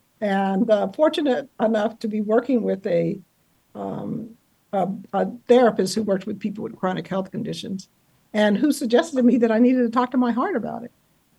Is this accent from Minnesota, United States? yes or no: no; California, United States; moved away; I was from California